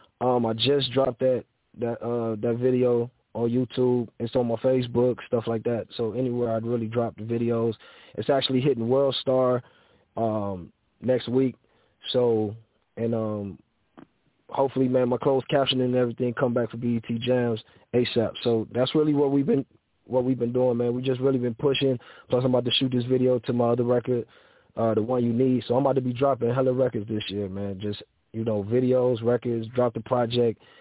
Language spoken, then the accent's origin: English; Cleveland, Ohio, United States; I'm from Cleveland, Ohio, 93rd and Harvard